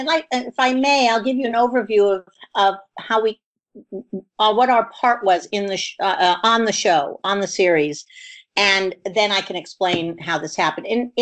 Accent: Oxford, South East England, United Kingdom; moved away; I was born in Oxford.

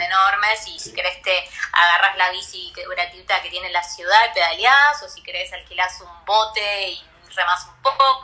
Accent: Buenos Aires, Argentina; Yo soy porteña, nací acá de toda la vida

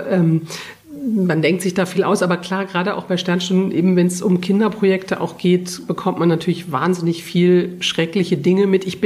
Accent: Karlsruhe, Baden-Württemberg, Germany; now in Munich, Germany; Aber inzwischen bin ich eine überzeugte Münchnerin. Ich stamme aber ursprünglich aus Karlsruhe, also weiter im Westen.

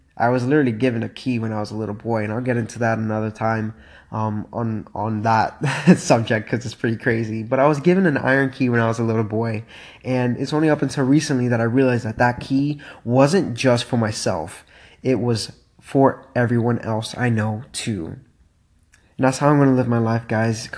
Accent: Miami, Florida, United States; moved away; I'm from Miami, and uh, man, it is really, really nice to be back home

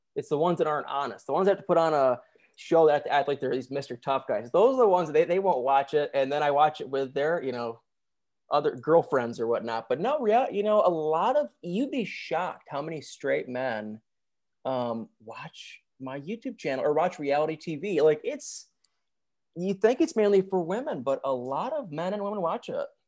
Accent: Michigan, United States; moved away as an adult; now in Nashville, United States; I'm actually from Michigan

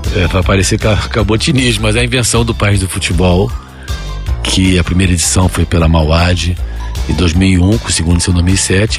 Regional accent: Brazil; todos nós somos brasileiros

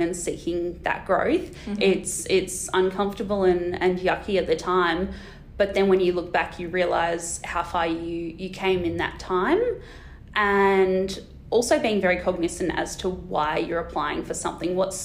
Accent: Australia; I'm this random from Australia

